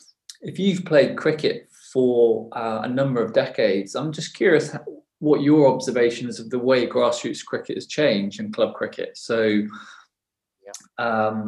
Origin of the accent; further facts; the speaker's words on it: Somerset, South West England, United Kingdom; moved away; I'm originally from Somerset